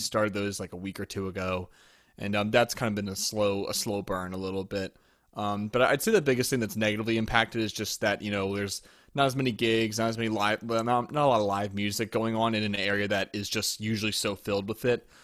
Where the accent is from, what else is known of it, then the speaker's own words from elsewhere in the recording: near West Chester, Pennsylvania, United States; moved away as an adult; also born or lived in Louisiana; I grew up near Westchester in Pennsylvania.